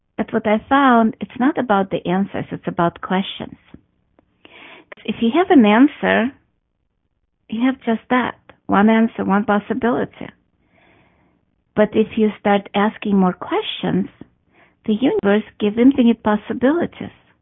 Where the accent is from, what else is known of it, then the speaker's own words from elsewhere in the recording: Russia; moved away; I grew up in Russia